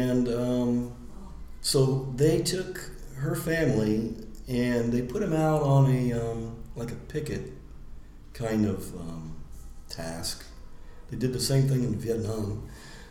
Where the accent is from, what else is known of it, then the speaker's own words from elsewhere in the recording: El Paso, Texas, United States; moved away as an adult; also born or lived in Louisiana / Arizona / Florida; now in Lima, Peru; I grew up in El Paso. I actually grew up on a little bitty Strategic Air Command base and lived there for 10 years because my dad had a high security job.